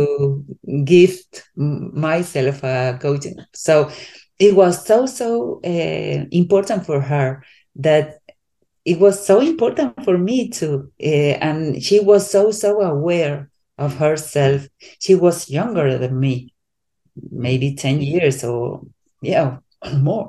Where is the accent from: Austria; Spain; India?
Spain; I'm from Europe, I'm from Spain. So I'm not, my culture is different than in United States.